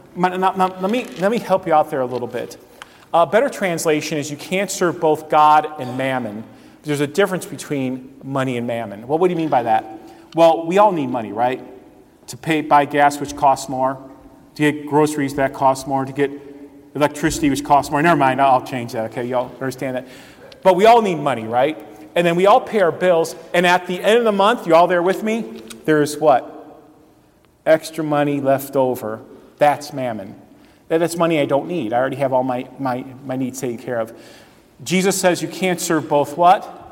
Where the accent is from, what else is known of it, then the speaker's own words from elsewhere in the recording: Cleveland, Ohio, United States; I grew up in the Cleveland area